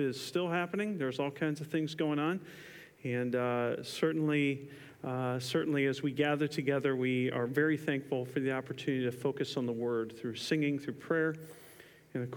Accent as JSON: {"language": "English", "town": "Camden", "region": "New Jersey", "country": "United States", "tie": "born or raised there", "also_born_or_lived": "South Carolina", "moved": "as an adult", "said": "I was born in Camden, New Jersey"}